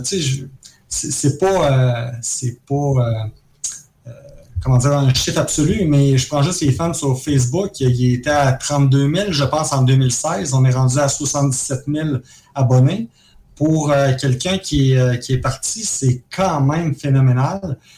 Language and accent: French; Jouvence, Quebec, Canada; also born or lived in Caracas, Venezuela / Trois-Rivières; on vient de Jouvence, euh, toute la gang. On a, on a vécu à Caracas pendant trois ans, euh, quand on était très jeunes